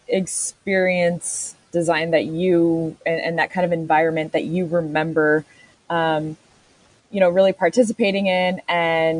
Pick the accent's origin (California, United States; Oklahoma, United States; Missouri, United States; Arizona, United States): California, United States; Southern; I grew up in Southern California, and so, you know, a couple times a year we went to Disney